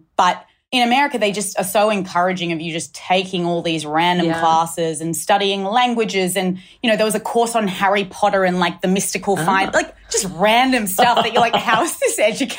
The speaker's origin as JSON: {"language": "English", "town": "Sydney", "region": "New South Wales", "country": "Australia", "tie": "born or raised there", "also_born_or_lived": "United States / London", "moved": "as an adult", "said": "Yes, I grew up in Australia, went to school on the North Shore, Pimble Ladies College, was here till I was 18. And then I moved overseas to study in the States."}